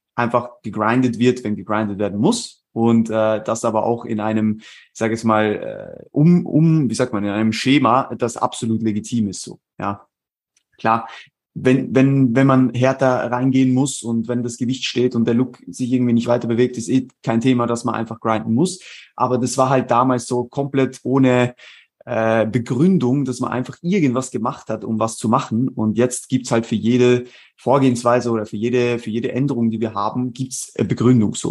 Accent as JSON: {"language": "German", "country": "Switzerland", "moved": "as an adult", "lives_now": "Vienna, Austria", "said": "ich äh, bin ursprünglich aus der Schweiz, äh, lebe mittlerweile seit äh, rund eineinhalb Jahren in Wien"}